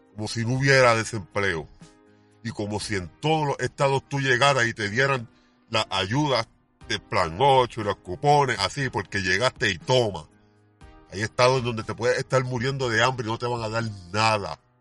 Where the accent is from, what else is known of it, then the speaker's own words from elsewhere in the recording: Puerto Rico; creo en mi país